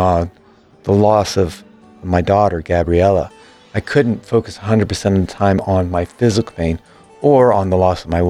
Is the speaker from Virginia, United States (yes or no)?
yes; Virginia, United States; moved away as an adult; also born or lived in Florida; I was living in Florida at the time of the accident, but I was raised in Virginia